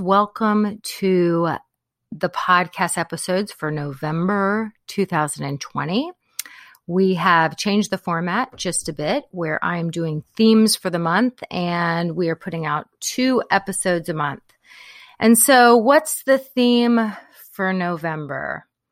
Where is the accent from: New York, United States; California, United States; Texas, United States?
Texas, United States; Corpus Christi; I grew up in Corpus Christi, so big Hispanic population there